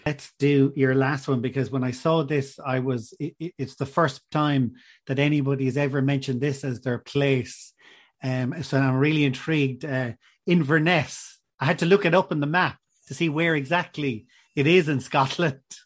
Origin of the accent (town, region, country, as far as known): Ireland